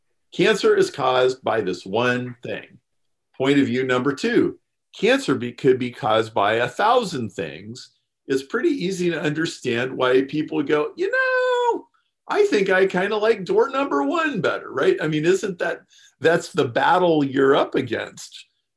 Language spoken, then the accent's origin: English; Austria; And that goes to the background that you talked about. I'm from Austria.